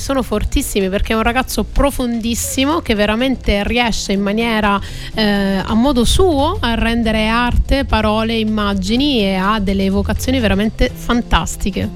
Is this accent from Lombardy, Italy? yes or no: no; Calabria, Italy; io sono calabrese